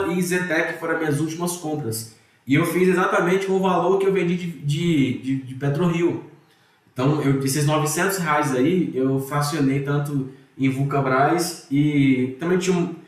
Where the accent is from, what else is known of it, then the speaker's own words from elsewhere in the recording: Ceará, Brazil; moved away; also born or lived in Rio de Janeiro / Minas Gerais; eu sou cearense